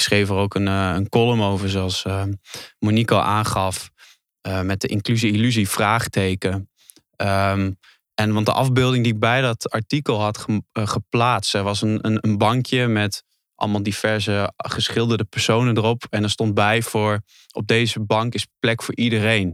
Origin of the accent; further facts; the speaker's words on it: Netherlands; geboren in Nederland